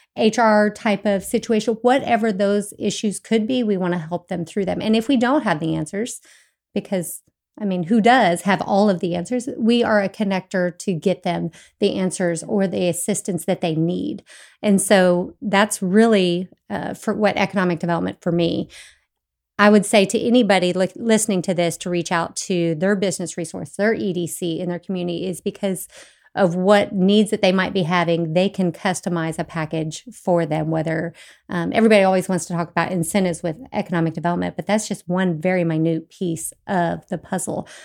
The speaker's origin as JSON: {"language": "English", "area": "Bergen", "region": "Kansas", "country": "United States", "tie": "born or raised there", "also_born_or_lived": "Fort Hays State University, Kansas", "moved": "as an adult", "lives_now": "Tomball, United States", "said": "I am originally from Kansas, so I'm not native to Texas. Um, I grew up in a really small town, um, in Bergen, Kansas."}